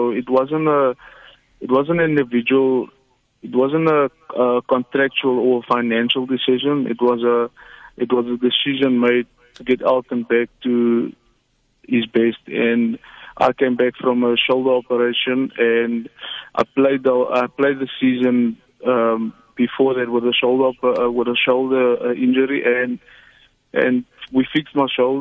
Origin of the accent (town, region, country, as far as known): South Africa